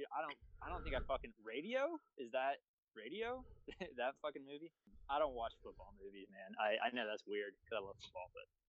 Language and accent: English; Abilene, Texas, United States; I'm from West Texas, man. I'm from a random town called Abilene, Texas. I grew up a fucking Cowboys fan.